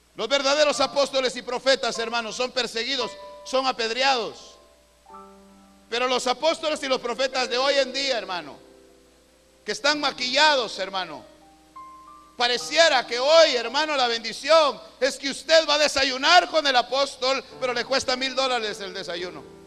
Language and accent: Spanish; Guatemala; Aquí en Guatemala tenemos un dicho